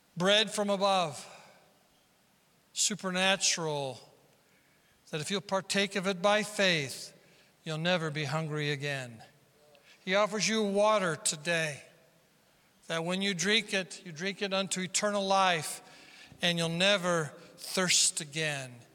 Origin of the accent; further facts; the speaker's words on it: South Dakota, United States; moved away; we're from South Dakota